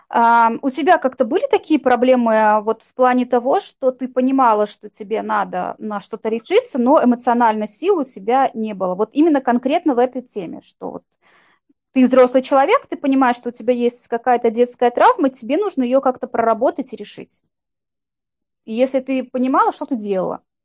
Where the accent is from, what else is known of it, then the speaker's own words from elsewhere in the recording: Saint Petersburg, Russia; мы с Викой из Санкт-Петербурга